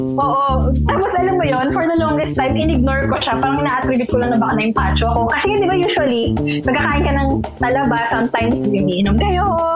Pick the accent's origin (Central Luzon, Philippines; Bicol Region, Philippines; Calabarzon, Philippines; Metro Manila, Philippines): Metro Manila, Philippines; Manila; moved away; ako kasi bilang sa Maynila ako lumaki nung pagkabata ko